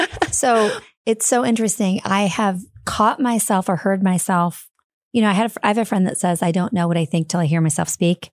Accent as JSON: {"language": "English", "town": "Fort Wayne", "region": "Indiana", "country": "United States", "tie": "born or raised there", "said": "Fort Wayne, Indiana."}